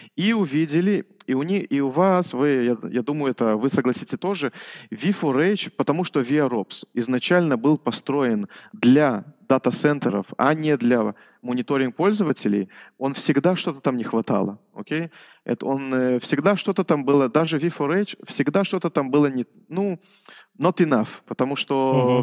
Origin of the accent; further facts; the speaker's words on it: Orsha, Vitebsk Region, Belarus; now in Israel; Я, э, родился вообще в Белоруссии